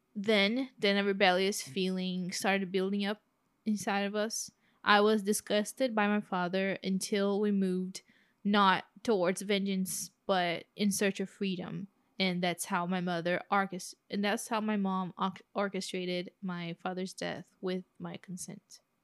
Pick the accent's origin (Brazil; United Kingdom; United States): Brazil; accent: Brazilian; my Brazilian accent